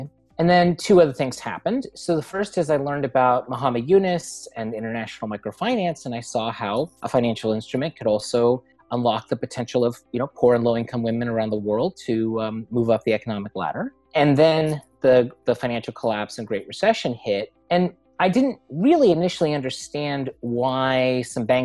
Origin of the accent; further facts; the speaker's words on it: Los Angeles, California, United States; moved away as an adult; now in Rhode Island, United States; I grew up in Los Angeles